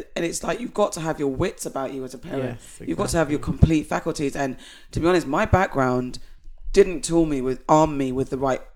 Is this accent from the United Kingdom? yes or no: yes; United Kingdom; as a British black person